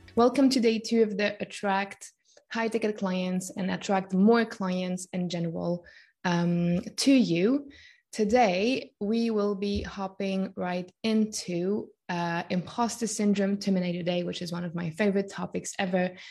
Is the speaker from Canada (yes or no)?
no; Switzerland; born and raised in Switzerland